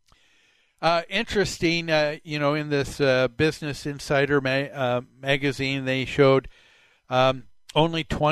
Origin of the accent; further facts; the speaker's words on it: Plymouth, Minnesota, United States; the house that we grew up on Medicine Lake in Plymouth in the mid-60s